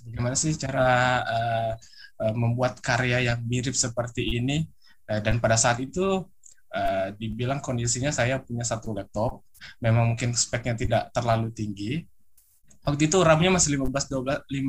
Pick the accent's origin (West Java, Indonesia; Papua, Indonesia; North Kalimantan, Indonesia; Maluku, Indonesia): North Kalimantan, Indonesia; Tanjung Selor; now in Makassar, Indonesia; Saya berasal dari kota Tanjung Selor, Kalimantan Utara. Saya sekarang eh, sebagai mahasiswa di salah satu Universitas Negeri Makassar.